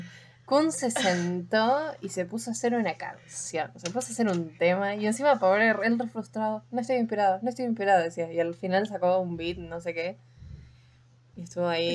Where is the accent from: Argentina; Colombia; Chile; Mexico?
Argentina; porque somos argentinas